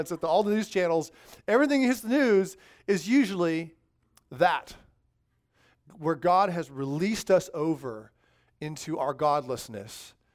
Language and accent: English; Southern California, United States; growing up in Southern California